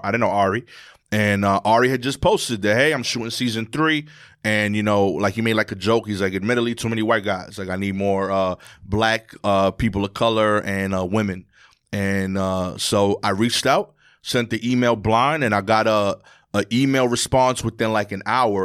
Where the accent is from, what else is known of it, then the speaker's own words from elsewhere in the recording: New York City, New York, United States; I grew up in Brooklyn in New York